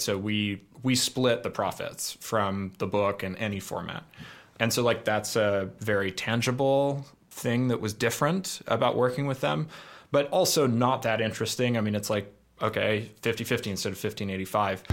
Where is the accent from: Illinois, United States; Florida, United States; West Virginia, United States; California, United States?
California, United States; Oakland; I grew up in Oakland